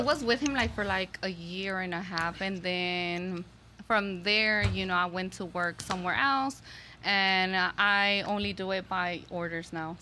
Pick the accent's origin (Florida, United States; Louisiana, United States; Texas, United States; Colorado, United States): Texas, United States; Houston; I was born and raised in Houston, Texas